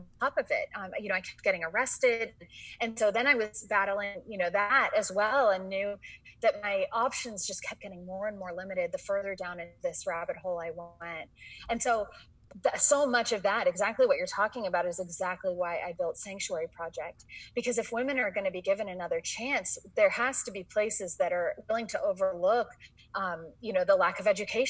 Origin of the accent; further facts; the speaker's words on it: San Francisco, California, United States; moved away; also born or lived in Boston; I grew up in San Francisco